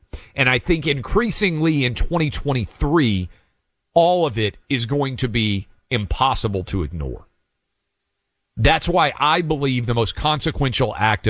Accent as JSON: {"language": "English", "region": "Tennessee", "country": "United States", "said": "here in my home state of Tennessee"}